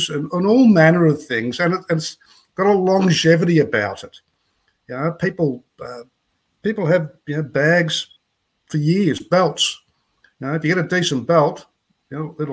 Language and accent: English; Gol Gol, New South Wales, Australia; moved away as an adult; I live in Golgol, which is a small town on the New South Wales side of the Murray River up here at Mildura